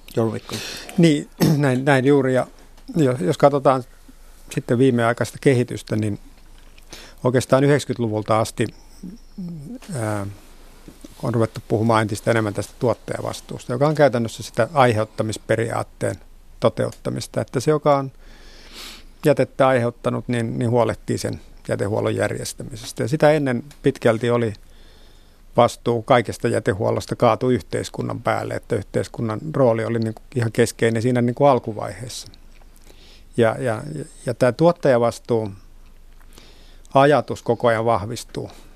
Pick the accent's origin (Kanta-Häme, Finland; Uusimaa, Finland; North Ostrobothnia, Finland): Uusimaa, Finland; Vantaa; Vantaan kotiseutuni